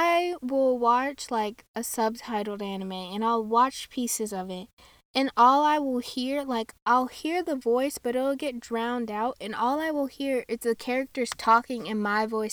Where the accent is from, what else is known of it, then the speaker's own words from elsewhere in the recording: United States; I'm American